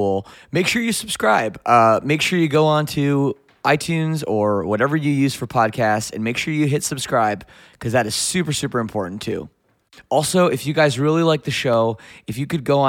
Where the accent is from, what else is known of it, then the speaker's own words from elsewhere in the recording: Toronto, Ontario, Canada; we're here in Toronto, of all places, which is cool. This is my hometown